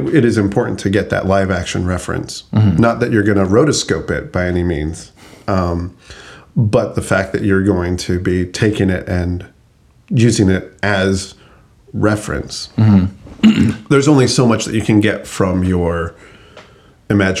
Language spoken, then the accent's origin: English; Albuquerque, New Mexico, United States; where I grew up in Albuquerque